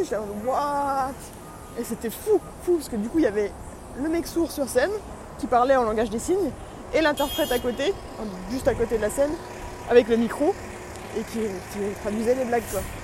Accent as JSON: {"language": "French", "country": "France", "moved": "yes", "lives_now": "New York, United States", "said": "je suis français, évidemment"}